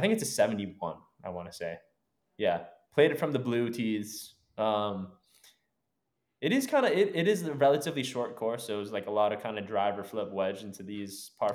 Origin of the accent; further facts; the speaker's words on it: Brookline, Massachusetts, United States; now in San Diego area, United States; We grew up in Brookline, um, just outside of Boston